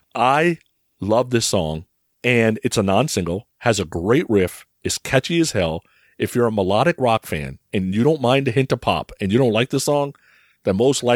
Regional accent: Vancouver, British Columbia, Canada; Growing up in Vancouver, I was involved in all sorts of things with him.

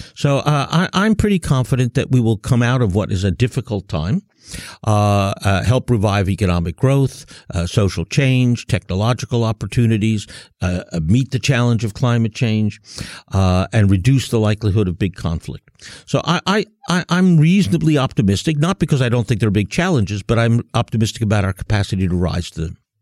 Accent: United States; also born or lived in Germany; I'm from the United States

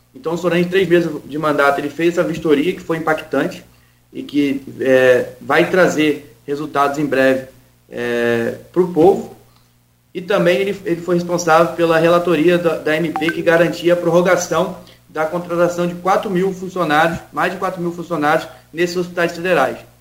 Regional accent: Campos dos Goytacazes, Rio de Janeiro, Brazil; moved away as an adult; now in Rio de Janeiro, Brazil; sou de Saturnino Braga, eu vivi lá, só saí de lá para ir embora agora

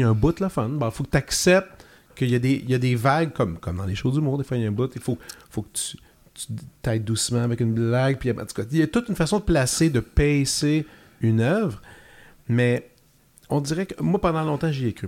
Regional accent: Joliette, Quebec, Canada; Je viens de Joliette, j'avais fait mon cégep là

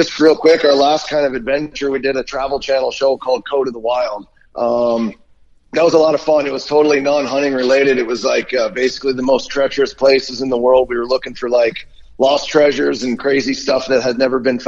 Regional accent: Pennsylvania, United States; I grew up in Pennsylvania

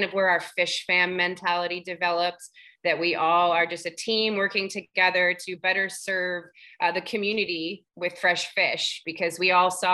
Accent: Seattle, Washington, United States; now in Phoenix, United States; I'm from Seattle

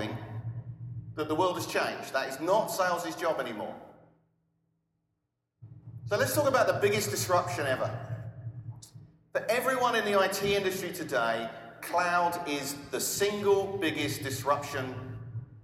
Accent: England, United Kingdom; now in Austin, United States

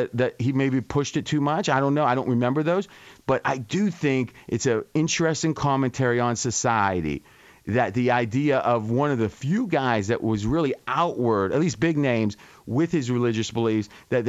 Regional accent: Ohio, United States; now in Las Vegas, United States; in our small town with 4,000 people when I was growing up in Ohio

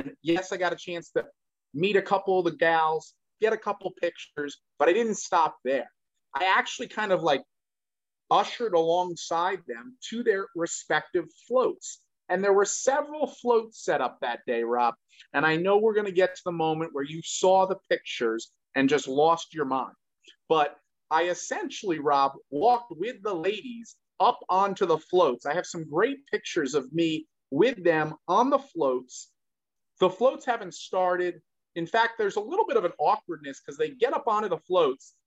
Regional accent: New Jersey, United States; You and I grew up in New Jersey

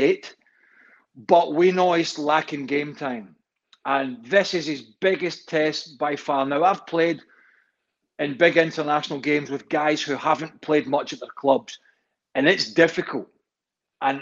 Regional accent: Scotland, United Kingdom; a Scotsman and a former Scottish international

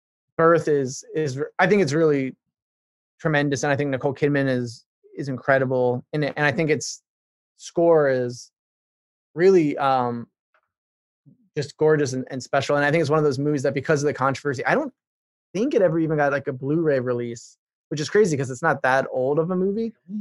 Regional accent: Ireland; I grew up in Ireland. My parents are evangelical missionaries.

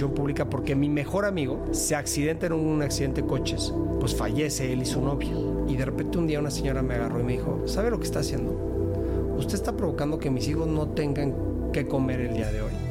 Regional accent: Mexico City, Mexico; born there; Pues mira, eh, yo nací aquí en la Ciudad de México.

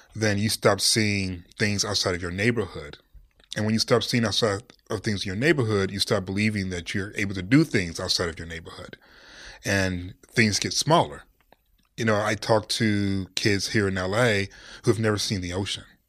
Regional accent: Detroit, Michigan, United States; now in Los Angeles, United States; I'm from Detroit, Cass Tech

